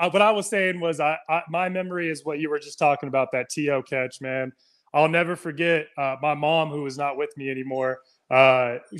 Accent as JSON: {"language": "English", "town": "Fort Smith", "region": "Arkansas", "country": "United States", "tie": "born or raised there", "also_born_or_lived": "San Francisco, California", "said": "after my mom had passed away when I was a child, I actually moved uh, down south and to Fort Smith uh, from San Francisco."}